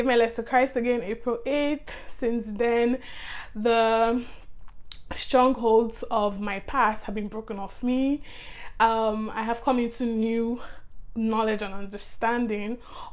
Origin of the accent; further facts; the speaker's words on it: Nigeria; I'm from Nigeria, which is in Africa